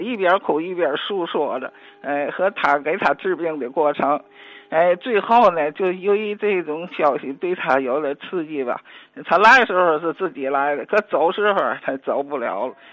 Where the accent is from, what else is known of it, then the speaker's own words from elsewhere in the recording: Tianjin, China; 我也那个作为天津人吧